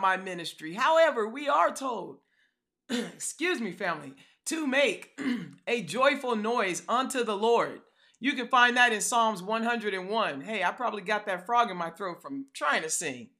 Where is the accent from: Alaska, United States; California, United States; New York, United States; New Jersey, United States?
California, United States; now in Atlanta, United States; I'm from California